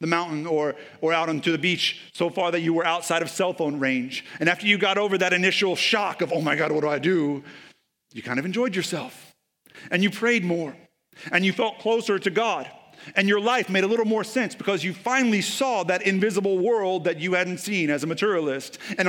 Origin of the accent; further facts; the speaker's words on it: Texas, United States; Like, I'm from East Texas, so I can say that.